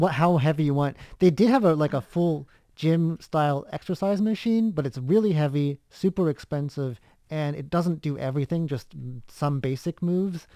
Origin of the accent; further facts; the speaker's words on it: United States; now in Taiwan; in my home state